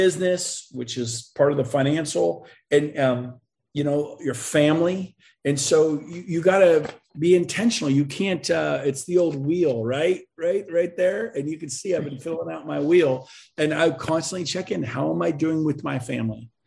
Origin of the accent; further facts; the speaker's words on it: West Coast, United States; now in Puerto Rico; I'm from the West Coast